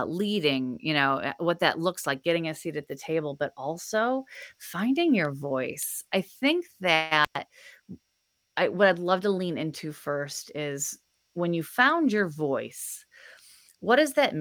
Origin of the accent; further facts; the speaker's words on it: Illinois, United States; I'm from Illinois myself.